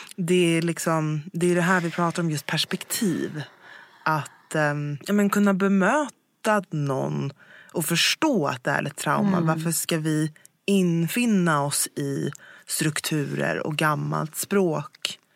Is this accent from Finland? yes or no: no; Sweden; Jag, jag är född här i Sverige